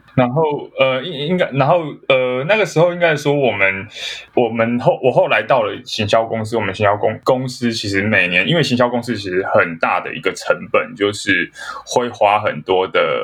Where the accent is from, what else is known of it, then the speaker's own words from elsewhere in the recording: Kaohsiung, Taiwan; now in Taipei, Taiwan; 我是高雄人，那是。我在台北生活